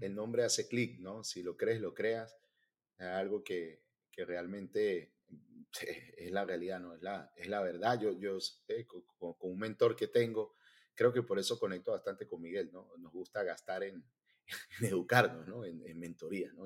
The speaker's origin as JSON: {"language": "Spanish", "country": "Venezuela", "also_born_or_lived": "Miami", "moved": "as an adult", "lives_now": "United States", "said": "En mi caso soy venezolano, este, yo tengo 42 años y cuando me vine hace eh, casi ocho años"}